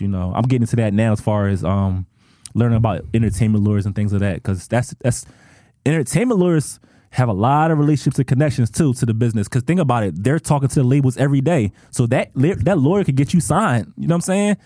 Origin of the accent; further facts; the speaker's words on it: Philadelphia, Pennsylvania, United States; I'm a DJ from Philly